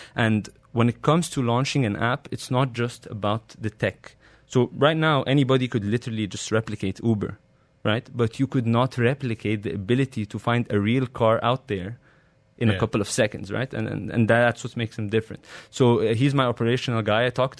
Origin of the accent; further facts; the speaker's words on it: Cairo, Cairo Governorate, Egypt; moved away as an adult; No. So I grew up in Cairo. Yep. I started in the American University in Cairo. And then I came here 2 years later after I started my career.